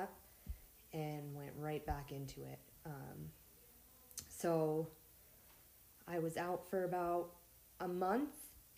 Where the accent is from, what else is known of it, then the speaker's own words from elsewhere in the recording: Montana, United States; I'm from Montana, born and raised.